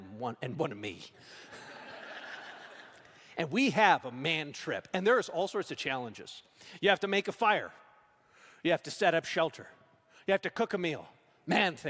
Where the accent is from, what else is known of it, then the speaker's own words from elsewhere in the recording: Saskatchewan, Canada; I grew up in Saskatchewan.